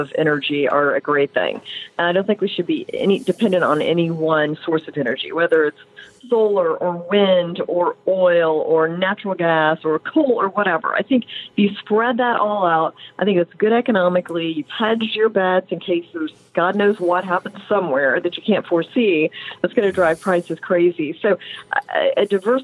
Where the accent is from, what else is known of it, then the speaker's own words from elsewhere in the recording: Indiana, United States; I grew up in Indiana